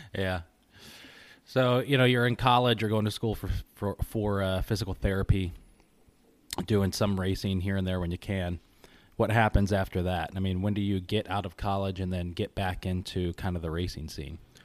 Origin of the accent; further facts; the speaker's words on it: Syracuse, New York, United States; also born or lived in Kentucky; I grew up in Kentucky and then here in Syracuse